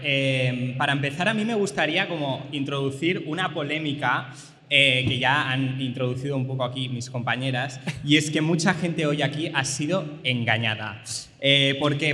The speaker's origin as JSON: {"language": "Spanish", "town": "Lleida", "region": "Catalonia", "country": "Spain", "tie": "born or raised there", "said": "he ido a Lleida, que es mi ciudad natal"}